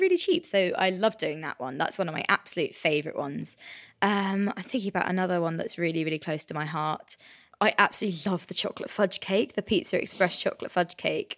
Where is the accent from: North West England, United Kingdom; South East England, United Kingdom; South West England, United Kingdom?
South West England, United Kingdom; Cornwall; I grew up in Cornwall